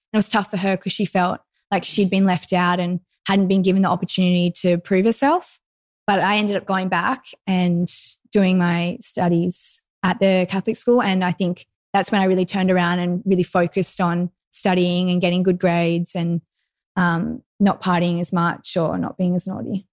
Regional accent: Lennox Head, New South Wales, Australia; I grew up in Lenox Head, which is northern New South Wales, very close to Byron Bay

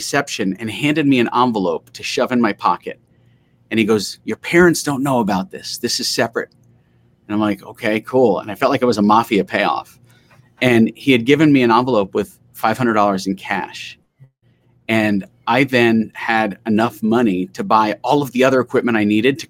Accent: New York City, New York, United States; I grew up in Queens

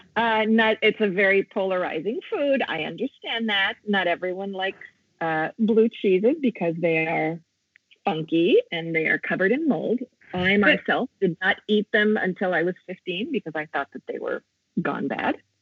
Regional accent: Italy; also born or lived in United States; I'm also half American because I was born in the States and raised here.

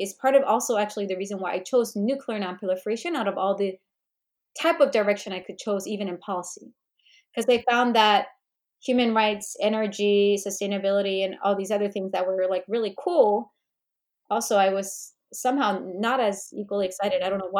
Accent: United States; But and I know I'm Korean American, so I wanted to be mindful of not just learning about Korea

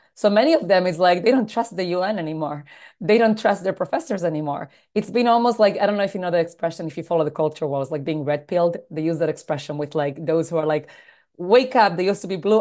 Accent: Argentina; also born or lived in United States; now in New York, United States; I was born in Argentina, uh, to a rabbinic family, so I grew up in a home that was always very involved in the Jewish community. Grew up in, in South America, moved to the States

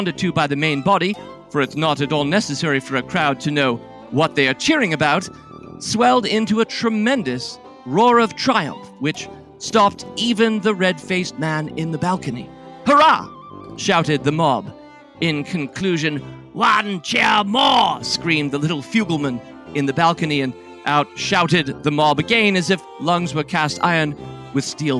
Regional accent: Washington, District of Columbia, United States; growing up in Washington, D.C., as I have

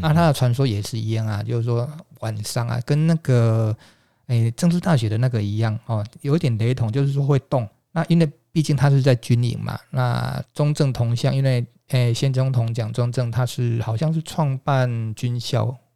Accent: rural Chiayi, Chiayi County, Taiwan; now in Kaohsiung, Taiwan; 那我的家乡哈，是在嘉义的乡下地方

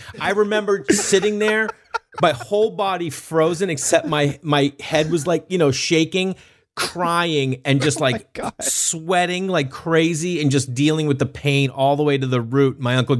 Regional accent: Stoneham, Massachusetts, United States; when you had no money growing up in Stoneham, Mass, baby.

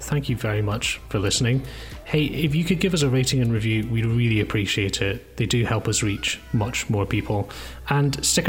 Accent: Edinburgh, Scotland, United Kingdom; now in Manchester, United Kingdom; But I moved here just over a year ago. I'm in Manchester from Edinburgh.

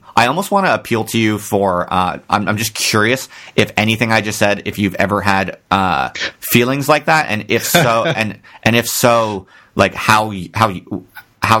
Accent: Ocean Township, New Jersey, United States; I'm from Ocean Township, New Jersey

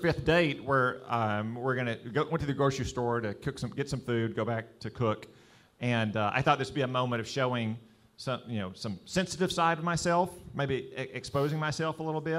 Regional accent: the South, United States; But since I'm from the South, it has to be bourbon.

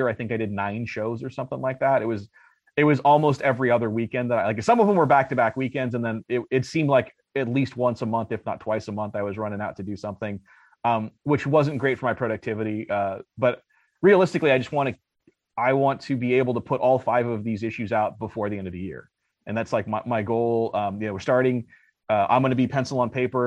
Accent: Los Angeles, California, United States; now in Arizona, United States; I'm from LA as well.

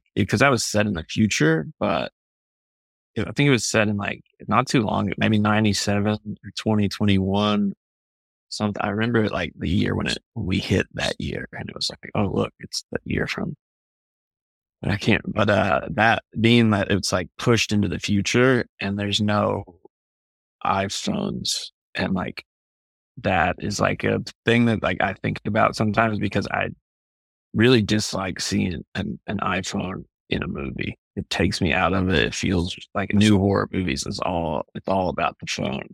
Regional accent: Kentucky, United States; I'm from Kentucky

